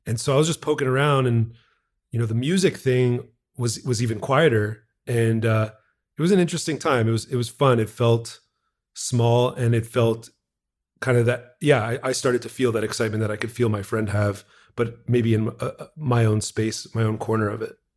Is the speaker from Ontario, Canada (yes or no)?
no; Montreal, Quebec, Canada; I'm from Montreal, Quebec, Canada. born and raised.